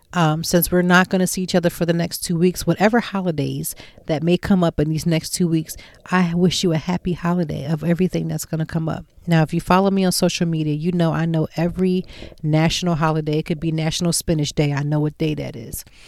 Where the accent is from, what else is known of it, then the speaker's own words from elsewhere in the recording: Lancaster, Pennsylvania, United States; moved away as an adult; now in Philadelphia, United States; I'm from Lancaster, Pennsylvania